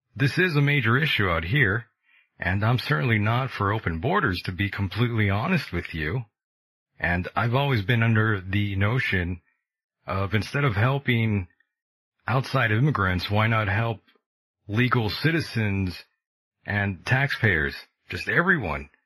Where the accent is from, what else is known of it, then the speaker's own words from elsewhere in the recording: California, United States; my home state of California